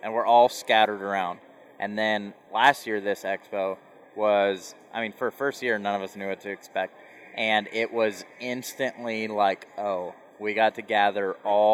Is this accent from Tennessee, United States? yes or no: no; Central Iowa, United States; moved away as an adult; also born or lived in South Dakota; I grew up in Iowa